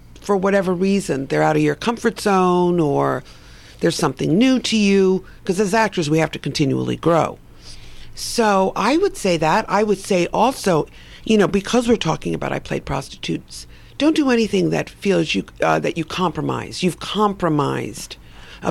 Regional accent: New York, United States; moved away; Because it's my hometown.

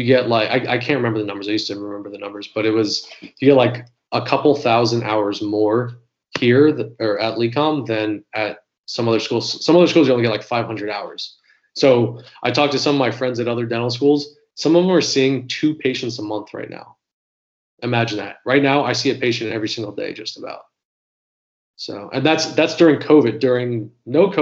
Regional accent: Florida, United States; I'm from Florida

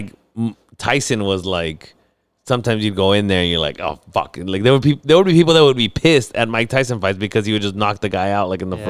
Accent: Mexico; I'm Mexican, fool.

